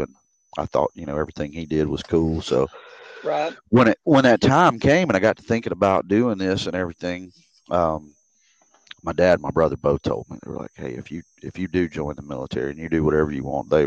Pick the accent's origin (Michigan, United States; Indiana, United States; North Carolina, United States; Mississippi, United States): Mississippi, United States; Grenada; moved away as an adult; also born or lived in Greenwood, Mississippi / Hawaii / Kansas; 5 years old, they moved over to the hills to Grenada